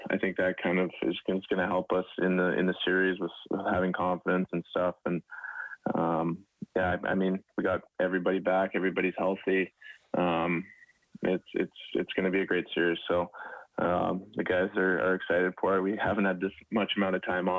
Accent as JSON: {"language": "English", "town": "Edmonton", "region": "Alberta", "country": "Canada", "tie": "born or raised there", "moved": "yes", "said": "growing up in Edmonton and following the Oilers"}